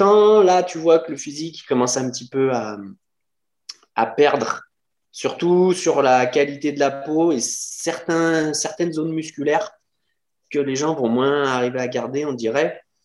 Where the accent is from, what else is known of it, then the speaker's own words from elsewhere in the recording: Lyon, Auvergne-Rhône-Alpes, France; je suis de Lyon